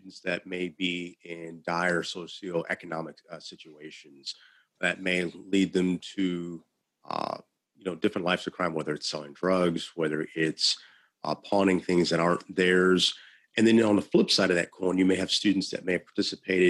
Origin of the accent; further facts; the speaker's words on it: Illinois, United States; I'm from Illinois